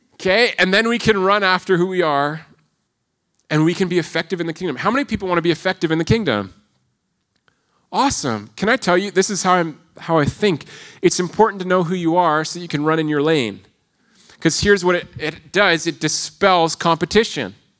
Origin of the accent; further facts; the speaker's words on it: Toronto, Ontario, Canada; moved away; in Ontario, I come from the Greater Toronto Area.